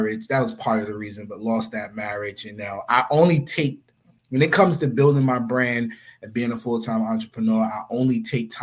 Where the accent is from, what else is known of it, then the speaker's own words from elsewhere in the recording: New York City, New York, United States; also born or lived in Philadelphia, Pennsylvania / The Bronx; My mom's moved to Far Rock when I was like 2 years old